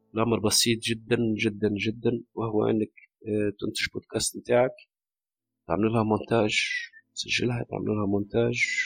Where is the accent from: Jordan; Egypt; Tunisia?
Tunisia; عندنا في تونس